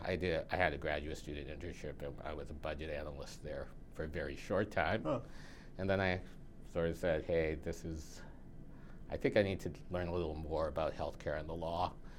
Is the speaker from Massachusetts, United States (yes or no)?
yes; Quincy, Massachusetts, United States; also born or lived in Philippines / Boston, Massachusetts; Well, I'm a lifelong resident of Quincy.